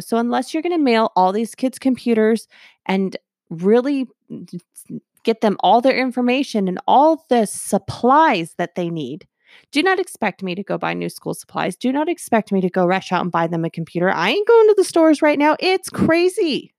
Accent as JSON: {"language": "English", "region": "Texas", "country": "United States", "said": "We're from Texas"}